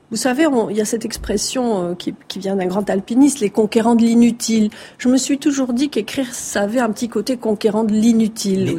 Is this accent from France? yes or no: yes; Marseille, Provence-Alpes-Côte d'Azur, France; j'ai grandi à Marseille et je suis d'origine méditerranéenne